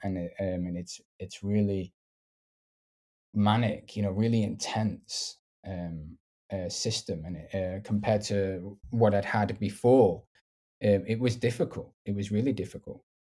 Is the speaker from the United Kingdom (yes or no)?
yes; the north of England, United Kingdom; accent: northern; maybe don't have the stereotypical accent because I'm from the north